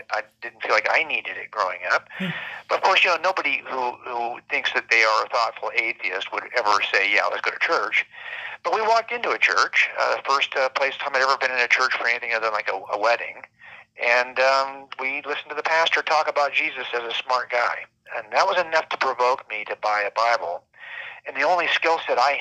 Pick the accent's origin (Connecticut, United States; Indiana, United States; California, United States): California, United States; Los Angeles County, Southern; I was raised in Los Angeles County here in Southern California